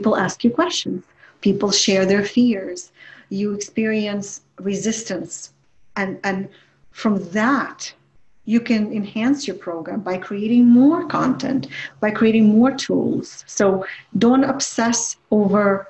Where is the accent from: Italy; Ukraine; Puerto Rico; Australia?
Ukraine; English is a second language; moved away as an adult; now in United States; I come from the Ukraine